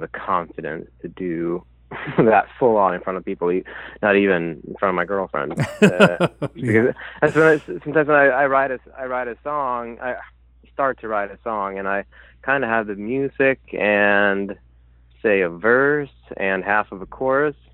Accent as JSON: {"language": "English", "country": "Sweden", "second_language": "English", "moved": "as an adult", "lives_now": "Brooklyn, United States"}